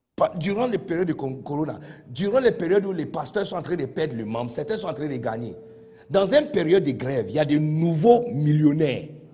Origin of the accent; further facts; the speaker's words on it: Accra, Greater Accra, Ghana; French is a second language; now in Côte d'Ivoire; je suis né de bidonville d'Accra